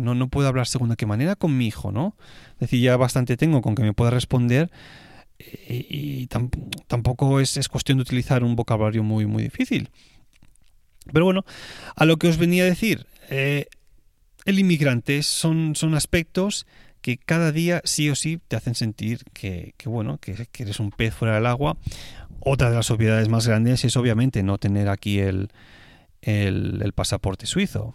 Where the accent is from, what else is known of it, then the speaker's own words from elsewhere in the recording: Spain; moved away as an adult; now in Switzerland; español viviendo en Suiza